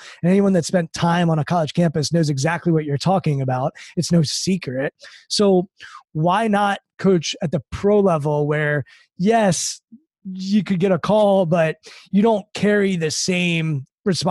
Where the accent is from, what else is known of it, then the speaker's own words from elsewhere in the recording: Maryland, United States; I grew up in Maryland